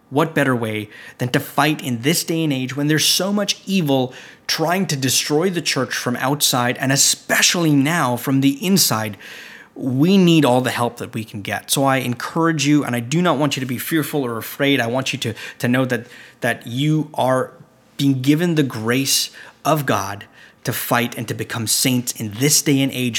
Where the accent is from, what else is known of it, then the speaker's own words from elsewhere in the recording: Canada; I'm from Canada